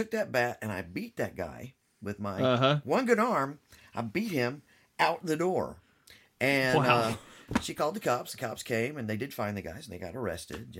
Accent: California, United States; also born or lived in Alabama / Florida / Georgia; now in Tennessee, United States; I grew up in California, but I've lived all over the country. I've moved around for different reasons.

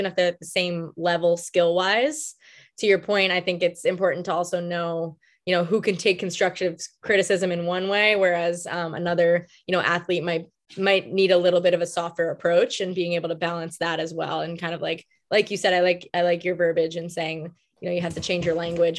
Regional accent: Long Island, New York, United States; I am from New York, born and raised, Long Island, New York

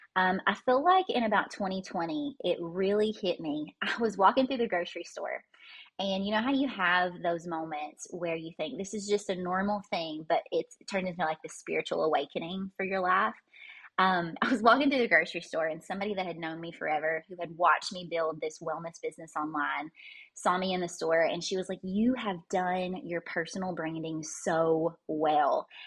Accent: Kentucky, United States; I was born and raised here in Kentucky

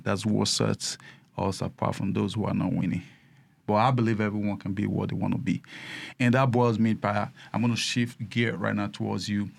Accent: Nigeria; now in United States; I started my business as a Nigerian

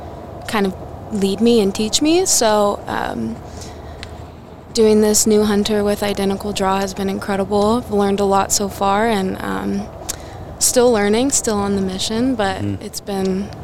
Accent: California, United States; I am from California. I grew up in California

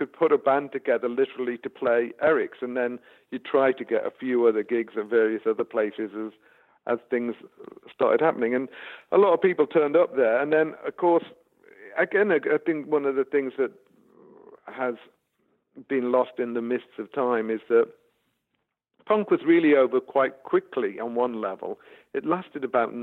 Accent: the Wirral, North West England, United Kingdom; I grew up in the Wirral

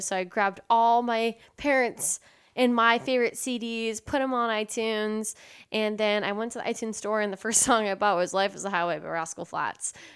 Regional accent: San Antonio, Texas, United States; also born or lived in Austin, Texas; I was growing up in San Antonio, Texas

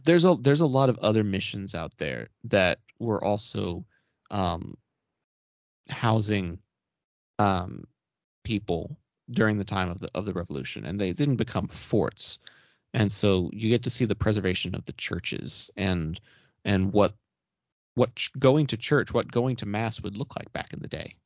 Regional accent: Arlington, Texas, United States; my hometown of Arlington

